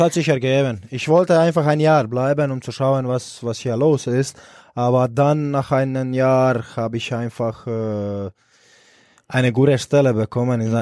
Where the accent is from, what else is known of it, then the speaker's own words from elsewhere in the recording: Split, Split-Dalmatia County, Croatia; German is a second language; moved away as an adult; now in Erlangen, Germany; ich bin in Split groß geworden und aufgewachsen.